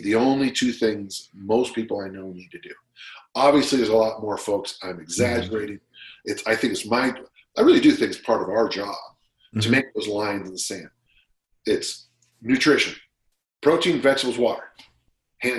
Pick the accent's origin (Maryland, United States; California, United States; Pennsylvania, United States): California, United States; South San Francisco; I'm from South San Francisco.